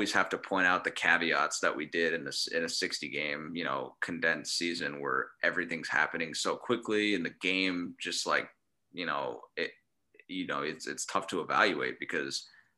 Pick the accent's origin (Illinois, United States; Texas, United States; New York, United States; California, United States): California, United States; San Diego; I grew up in San Diego